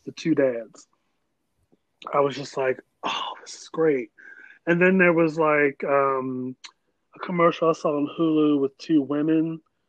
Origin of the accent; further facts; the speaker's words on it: Maryland, United States; So, I'm from Maryland and I still came back.